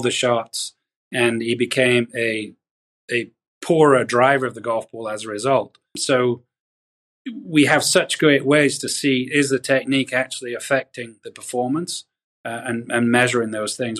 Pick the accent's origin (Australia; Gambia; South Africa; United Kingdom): United Kingdom; the north of England; moved away as an adult; also born or lived in Pinehurst, North Carolina; now in United States; I grew up in Northern England, moved to America